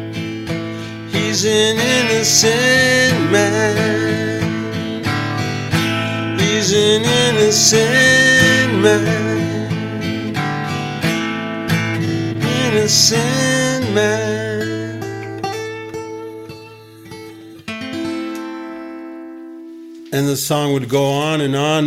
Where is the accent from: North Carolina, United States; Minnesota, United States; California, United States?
Minnesota, United States; Iron Range, northern; also born or lived in Ontario; I grew up on the Iron Range